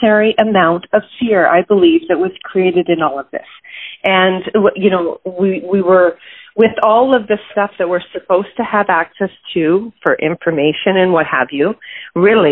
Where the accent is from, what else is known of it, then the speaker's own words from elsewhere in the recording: Calgary, Alberta, Canada; I was born in Calgary, Alberta, Canada, and being Canadian, living in an oil-rich city